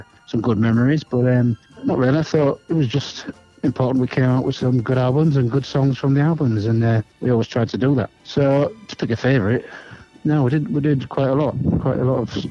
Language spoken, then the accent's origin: English; Hull, Yorkshire and the Humber, United Kingdom; growing up in Hull in the 60s, and it's basically where I was born, where I was brought up